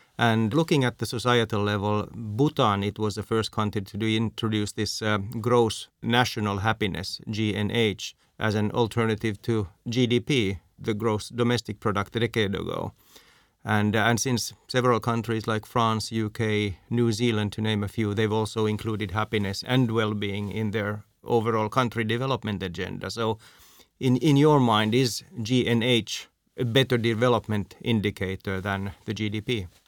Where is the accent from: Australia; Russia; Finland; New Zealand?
Finland; I'm from Finland